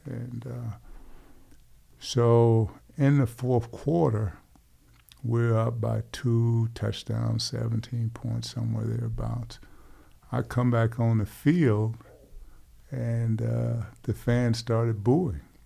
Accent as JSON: {"language": "English", "town": "Hastings", "region": "Florida", "country": "United States", "tie": "born or raised there", "said": "in my hometown of Hastings, Florida, per capita, we grew more potatoes than any city in America"}